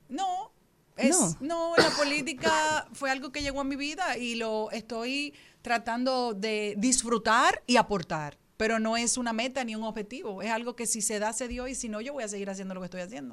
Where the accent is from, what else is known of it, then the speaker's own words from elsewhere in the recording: Dominican Republic; nosotros como dominicanos